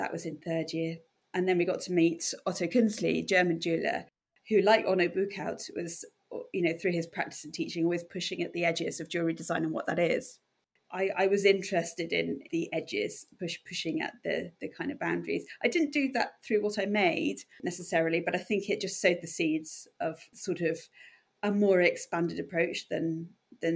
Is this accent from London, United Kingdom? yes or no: no; North Dorset, South West England, United Kingdom; moved away as an adult; also born or lived in Edinburgh / Plymouth / Bath; I came from North Dorset, and I guess actually a very sheltered life in North Dorset, rural North Dorset